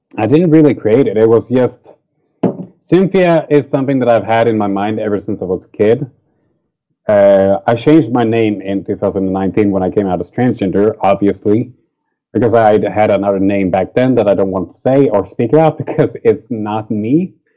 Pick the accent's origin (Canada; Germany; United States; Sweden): Sweden; It's a local festival to my hometown